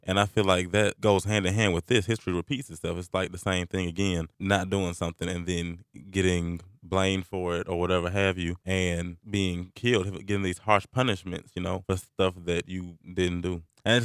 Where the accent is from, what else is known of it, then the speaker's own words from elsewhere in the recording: Atlanta, Georgia, United States; I'm from Atlanta, Georgia